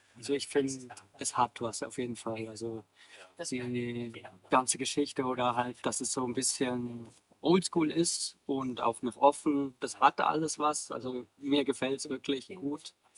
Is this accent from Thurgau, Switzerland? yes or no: no; Davos, Graubünden, Switzerland; moved away as an adult; now in Bayreuth, Germany; ursprünglich komme ich aus der Schweiz. Ähm, ich bin, äh, bin da aufgewachsen und habe dann mein ganzes Leben eigentlich in Davos gelebt